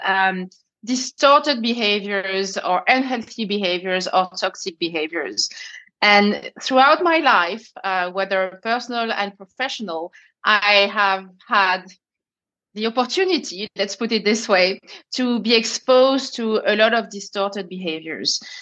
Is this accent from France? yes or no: yes; France; accent: French; English is a second language; moved away as an adult; also born or lived in Paris; now in London, United Kingdom; as you can hear with my accent i'm french